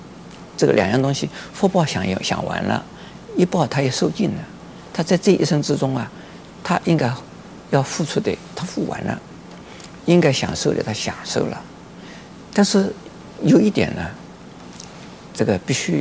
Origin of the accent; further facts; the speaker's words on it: China; 在我们中国人，呃，相信，呃，其实除了我们中国人以外，其他的也会相信的啊